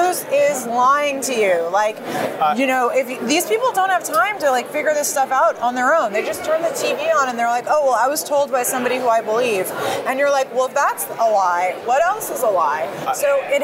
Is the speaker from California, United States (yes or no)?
yes; Los Angeles, California, United States; moved away as an adult; now in Washington, D.C., United States; I grew up there